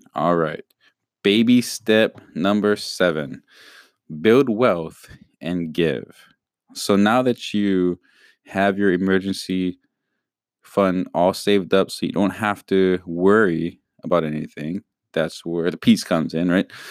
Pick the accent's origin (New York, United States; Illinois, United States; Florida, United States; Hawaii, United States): Hawaii, United States; we're from Hawaii.